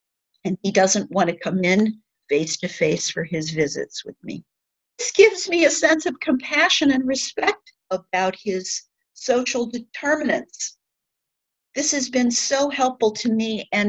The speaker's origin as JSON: {"language": "English", "town": "Kirkwood", "region": "Missouri", "country": "United States", "said": "I'm a recovering Midwesterner. I moved here from Kirkwood, Missouri."}